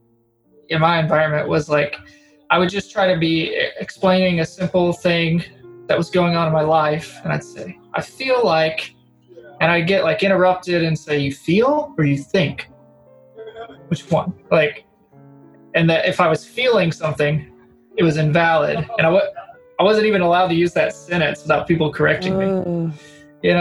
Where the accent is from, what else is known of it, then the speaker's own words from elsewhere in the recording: the South, United States; I'm from the South.